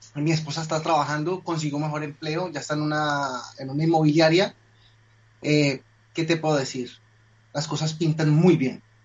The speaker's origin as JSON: {"language": "Spanish", "country": "Colombia", "moved": "as an adult", "lives_now": "Madrid, Spain", "said": "yo soy colombiano"}